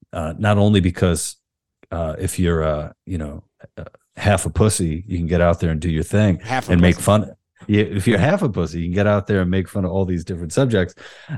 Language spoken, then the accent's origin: English; Queens, New York, United States; No, I grew up in Queens, New York. I was born in 82, so I'm 40.